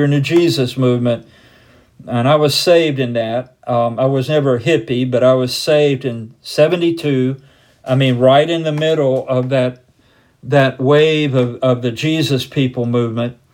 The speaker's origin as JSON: {"language": "English", "country": "United States", "said": "as most of us as American Christians have been"}